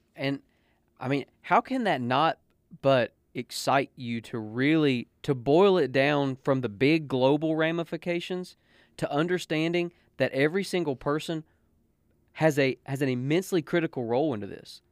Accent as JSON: {"language": "English", "country": "United States", "said": "I represent the United States of America because I am an American"}